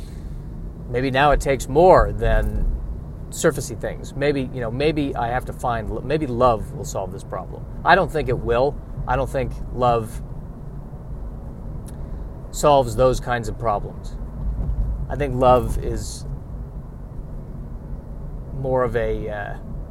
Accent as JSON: {"language": "English", "country": "United States", "said": "I'm an American"}